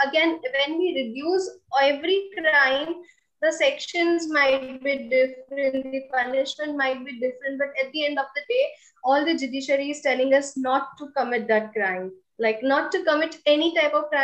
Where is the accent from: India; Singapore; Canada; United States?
India; I'm coming from India